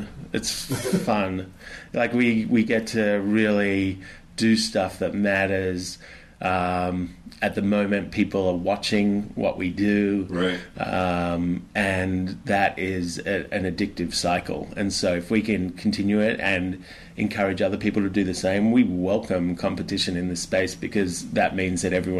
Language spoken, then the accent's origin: English; Australia; I'm an Aussie.